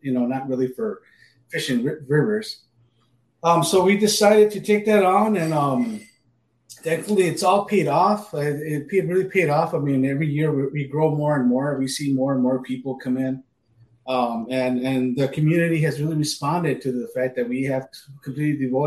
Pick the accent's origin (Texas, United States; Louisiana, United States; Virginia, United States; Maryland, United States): Texas, United States; Anthony; also born or lived in El Paso, Texas; now in Minnesota, United States; I was born in El Paso, Texas. I was raised in the suburb, Anthony, Texas, a small town, right on the border between Texas and New Mexico